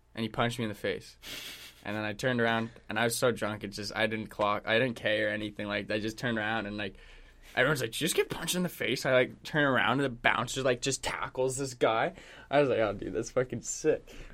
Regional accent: Canada; also born or lived in Vancouver; I'm Canadian

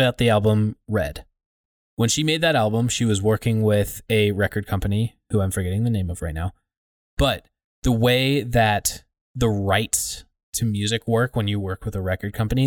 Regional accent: United States; I'm an American citizen

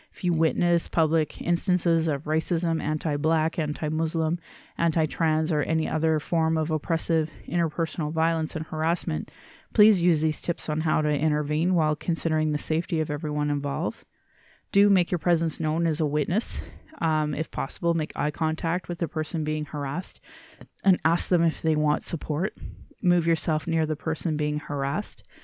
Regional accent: Calgary, Alberta, Canada; I was born in Calgary

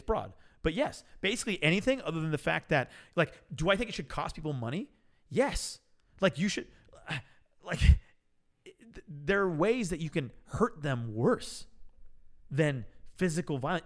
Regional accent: Oakland, California, United States; I was born in Oakland. I'm an OG

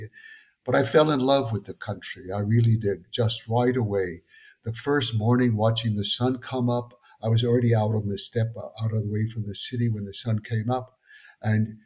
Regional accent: Darlington County, South Carolina, United States; moved away as an adult; now in Mongolia; I'm an American citizen from South Carolina, Darlington County, South Carolina.

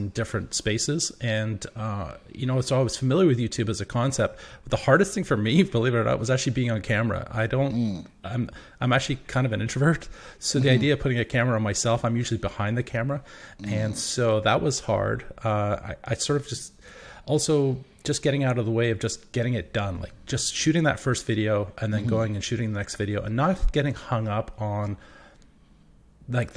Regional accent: England, United Kingdom; now in Victoria, Canada; I'm from the UK originally. I'm from England

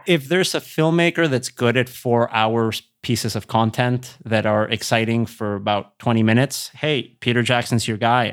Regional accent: Querétaro, Mexico; moved away; We're from Querétaro, which is three hours north of Mexico City

